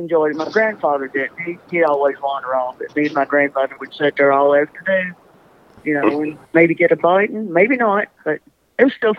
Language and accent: English; Kentucky, United States; Different place, not up here close to the lake, probably 150 miles away from here, but still in Kentucky.